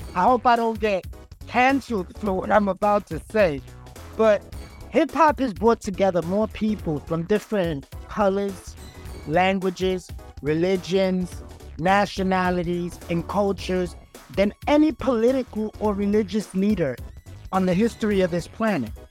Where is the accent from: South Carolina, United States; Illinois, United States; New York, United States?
New York, United States; New York City; I'm a kid from the South Bronx.